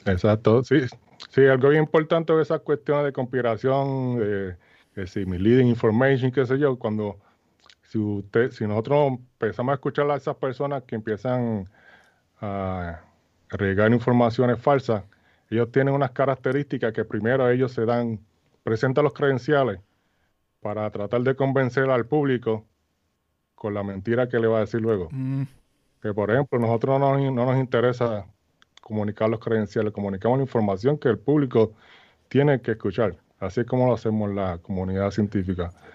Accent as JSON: {"language": "Spanish", "town": "Arroyo", "country": "Puerto Rico", "tie": "born or raised there", "moved": "as an adult", "lives_now": "United States", "said": "yo soy natural de Arroyo"}